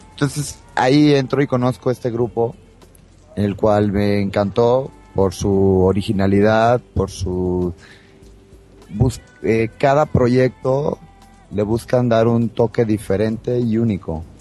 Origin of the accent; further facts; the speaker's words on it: Monterrey, Nuevo León, Mexico; now in Mexico City, Mexico; yo que vengo de Monterrey y lo empiezo a vivir ahora, noto cómo si va eh, floreciendo.